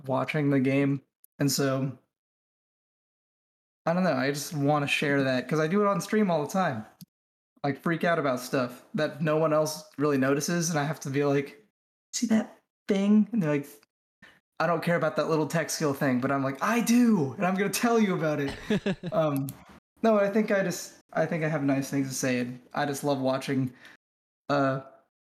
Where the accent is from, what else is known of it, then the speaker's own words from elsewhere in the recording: Northern California, United States; nobody knew I was NorCal